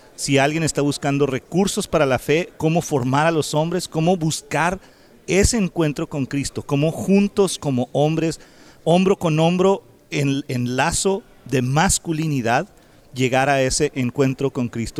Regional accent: Mexico; now in United States; Nosotros somos inmigrantes de México, vivimos aquí en Estados Unidos

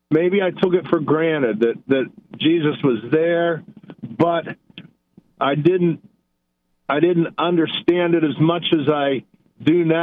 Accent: Pittsburgh, Pennsylvania, United States; moved away; I'm originally from Pittsburgh.

